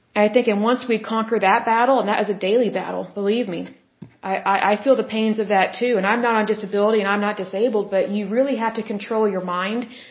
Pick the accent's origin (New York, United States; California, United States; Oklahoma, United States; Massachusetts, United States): Oklahoma, United States; Oklahoma, my home state.